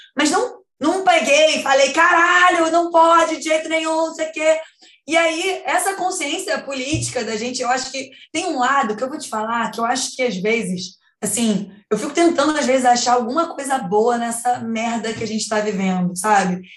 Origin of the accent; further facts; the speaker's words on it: Brazil; eu sou brasileira